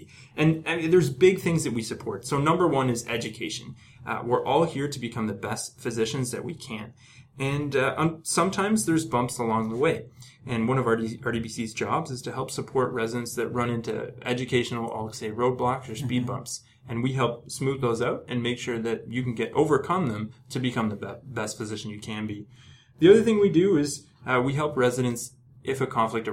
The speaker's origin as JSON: {"language": "English", "region": "Ontario", "country": "Canada", "moved": "as an adult", "lives_now": "British Columbia, Canada", "said": "If you've moved to British Columbia to do your residency, like I have, I'm originally from Ontario."}